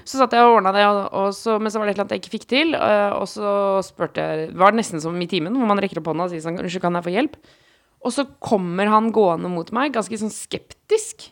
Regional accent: Oslo, Norway; Jeg var hjemme på Ellingsråsen, mm. Eh, østkanten i Oslo

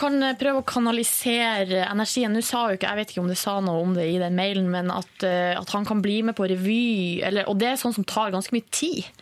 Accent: Hamarøy, Nordland, Norway; moved away; har vi hjemme på Hamarøy, sa familien min, en hund som heter Tussi

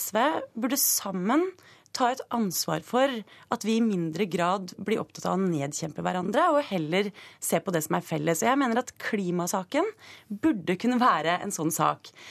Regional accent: Stokke, Vestfold, Norway; jeg er fra Stokke, som er Eh, en eh, landbrukskommune

